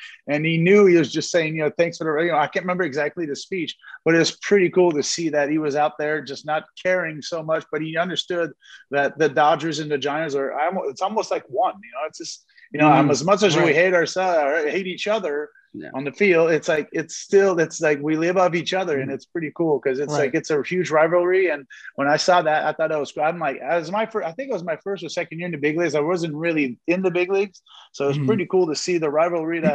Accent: Montreal, Quebec, Canada; I was born in Montreal

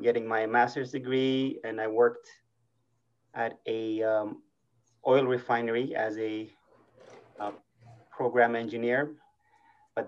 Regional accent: Eritrea; English is a second language; moved away as an adult; now in United States; I am originally from Eritrea.

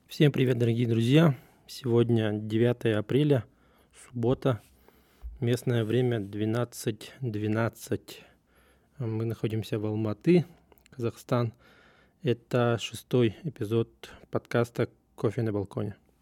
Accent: Russia; я из России

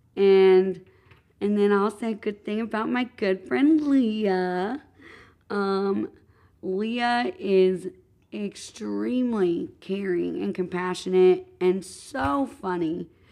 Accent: Madison, Indiana, United States; I grew up in Madison, Indiana, which is, I do have to say, a stunning town

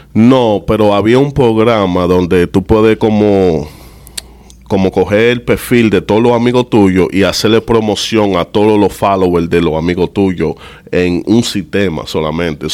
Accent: New York, United States; also born or lived in Dominican Republic; nací en Nueva York, en Harlem, en St. Luke's Hospital

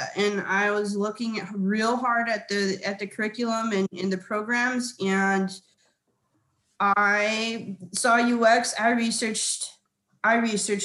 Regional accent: Hawaii, United States; moved away; also born or lived in California; I am originally from Hawaii

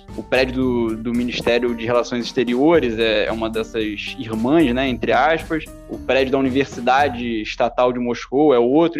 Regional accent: Rio de Janeiro, Brazil; moved away as an adult; nunca tinha morado em, outro, em outra cidade ou em outro país que não fosse o Rio é, e o Brasil.

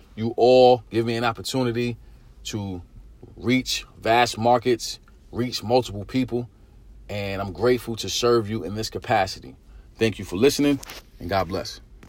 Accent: New York City, New York, United States; Growing up in East New York, Brooklyn, our, our vocabulary was very limited

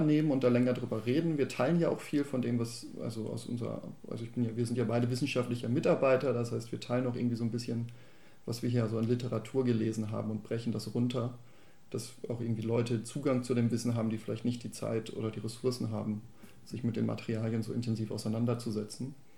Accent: Bochum, North Rhine-Westphalia, Germany; now in Baden-Württemberg, Germany; Ich komme ja ursprünglich aus Bochum

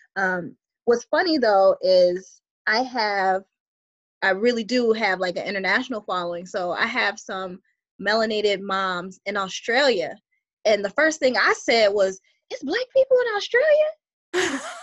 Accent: Buffalo, New York, United States; moved away as an adult; now in New Jersey, United States; I reside in New Jersey and originally I'm from Buffalo, New York.

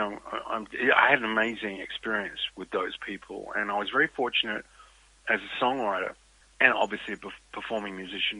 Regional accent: Australia; as an Australian

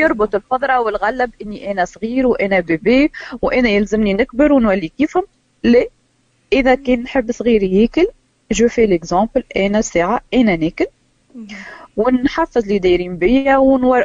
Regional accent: Tunisia; ماكلتنا التونسيه

